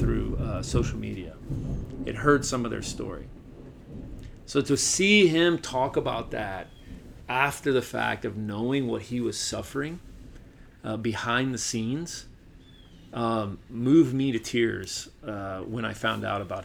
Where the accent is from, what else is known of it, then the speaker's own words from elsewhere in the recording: Chattanooga, Tennessee, United States; moved away; my hometown in Chattanooga